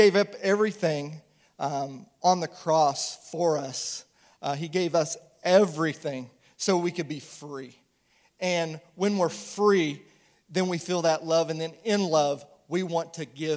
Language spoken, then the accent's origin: English; St. Joseph, Missouri, United States; I'm originally from St. Joe, Missouri